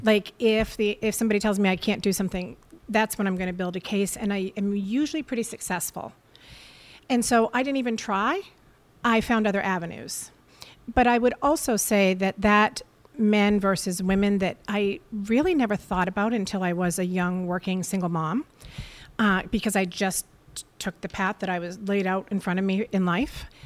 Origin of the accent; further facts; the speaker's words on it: Portsmouth, New Hampshire, United States; now in Scarborough, United States; I was raised in Portsmouth